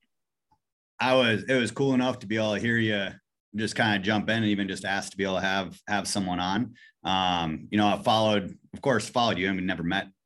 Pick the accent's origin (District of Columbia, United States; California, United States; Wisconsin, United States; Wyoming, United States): Wisconsin, United States; I grew up in Wisconsin. I mean, literally grew up in the middle of Wisconsin on a farm, middle of nowhere